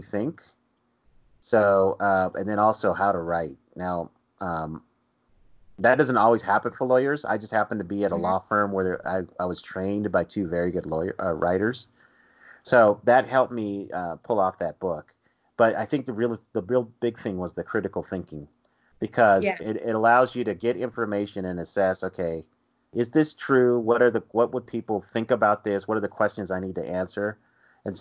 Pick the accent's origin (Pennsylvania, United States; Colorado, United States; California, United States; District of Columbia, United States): Colorado, United States; growing up in Colorado, growing up outside the South